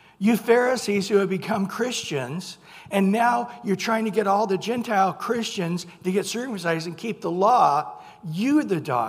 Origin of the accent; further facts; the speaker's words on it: Visalia, California, United States; I grew up in Visalia, Mooney Grove